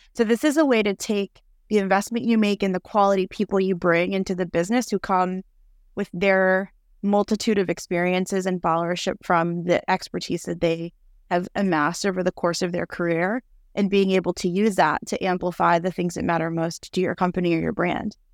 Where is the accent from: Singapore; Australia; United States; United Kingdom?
United States; New York City, New York; moved away as an adult; now in Austin, United States; I'm originally from New York City, but have been living in Austin, Texas for 10 years.